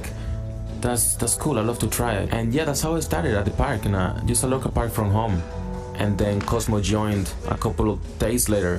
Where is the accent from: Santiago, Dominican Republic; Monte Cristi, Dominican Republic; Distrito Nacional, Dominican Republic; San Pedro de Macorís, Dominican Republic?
Distrito Nacional, Dominican Republic; Santo Domingo; born there; I was born in Dominican Republic, in Santo Domingo, the capital, 1996. I always liked dancing. Dancing is a big part of our culture, because there is dancing everywhere.